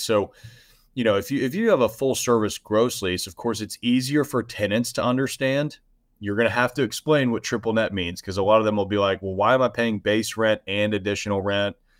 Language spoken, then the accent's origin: English; the South, United States; I'm from the South